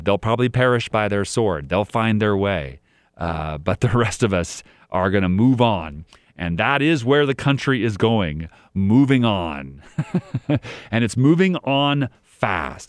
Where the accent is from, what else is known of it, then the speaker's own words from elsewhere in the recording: El Dorado County, California, United States; moved away; I grew up in El Dorado County for a while